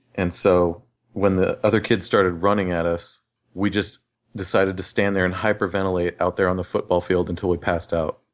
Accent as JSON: {"language": "English", "town": "Riverside", "region": "California", "country": "United States", "tie": "born or raised there", "said": "I grew up in Riverside, California"}